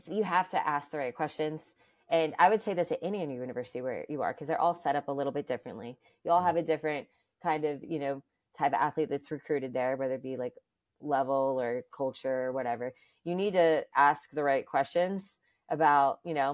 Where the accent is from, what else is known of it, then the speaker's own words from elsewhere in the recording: Alabama, United States; now in New York, United States; first of all, I'm from the South, so just location wise alone, being in New York, I never thought like I would be here this long.